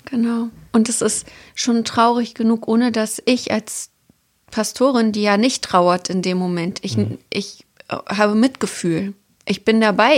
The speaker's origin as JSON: {"language": "German", "town": "Templin", "region": "Brandenburg", "country": "Germany", "tie": "born or raised there", "moved": "yes", "lives_now": "Hamburg, Germany", "said": "in meiner Heimatstadt Templin"}